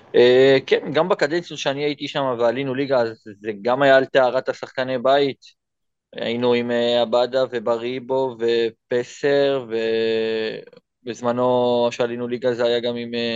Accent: Israel; moved away as an adult; now in Thailand

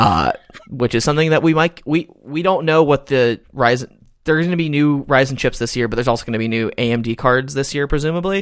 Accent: Georgia, United States; now in Texas, United States; my home state of Georgia

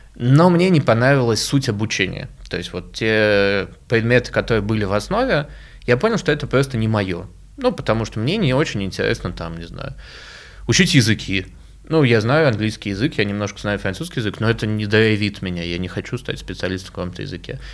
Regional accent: Moscow, Russia; я сам родился в Москве

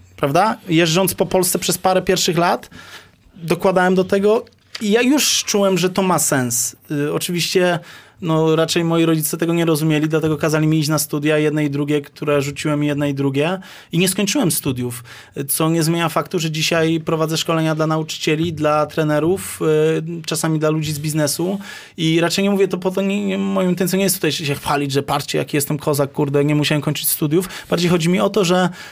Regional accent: Lesser Poland, Poland; ja jestem z Małopolski.

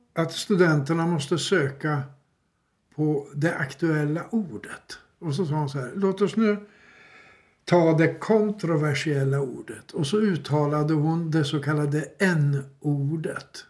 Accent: Uppsala, Uppsala County, Sweden; som Uppsalabo

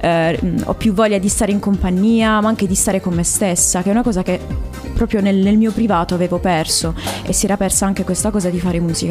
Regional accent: Bari, Apulia, Italy; now in Cassano delle Murge, Italy; Io sono barese, Beh. però vivo in provincia attualmente

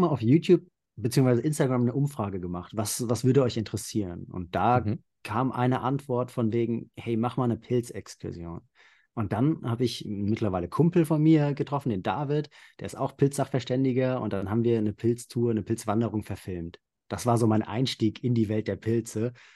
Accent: Central Hesse, Germany; ich komme aus Mittelhessen, also mhm. nördlich von Frankfurt.

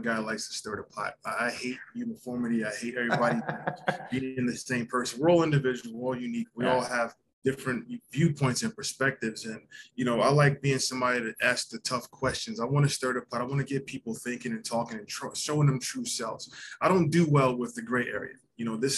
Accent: Long Island, New York, United States; moved away as an adult; now in Canada; I'm originally from Long Island, New York. I've been in Canada now 15 years

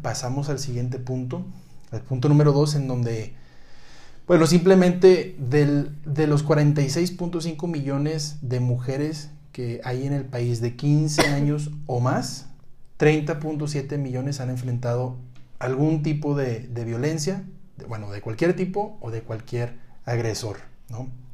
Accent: Monterrey, Nuevo León, Mexico; now in Mexico City, Mexico; yo que también soy de Monterrey, ahora me toca estar en Ciudad de México

